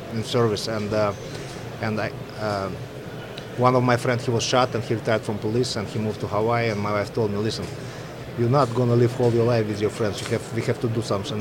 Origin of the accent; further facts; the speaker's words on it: Belarus; now in United States; I'm from Belarus, Soviet, Soviet uh, former Soviet Republic